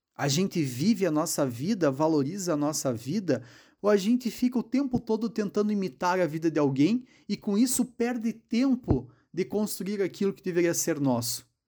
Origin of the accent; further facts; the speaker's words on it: Passo Fundo, Rio Grande do Sul, Brazil; eu sou de Passo Fundo